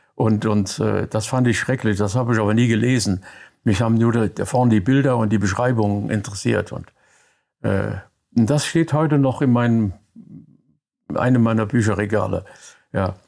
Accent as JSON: {"language": "German", "town": "Koblenz", "region": "Rhineland-Palatinate", "country": "Germany", "tie": "born or raised there", "also_born_or_lived": "Thuringia / Mainz / Frankfurt", "moved": "yes", "said": "Ich komme aus äh, Koblenz, da bin ich geboren. Die ersten acht Jahre meines Lebens dort verbracht, dann in Thüringen ein Jahr am Kriegsende. Und dann kamen wir wieder zurück nach Koblenz, dann Mainz"}